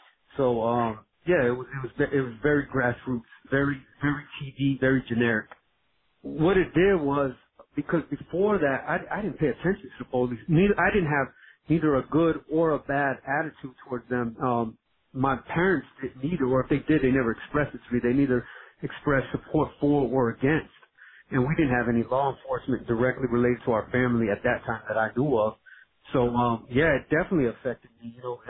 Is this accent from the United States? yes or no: yes; Miami, Florida, United States; also born or lived in Brooklyn, United States; So I was born in Brooklyn by a white Italian mother and basically a black Puerto Rican father. I was raised in Miami in my younger years, but both of my parents worked for the military.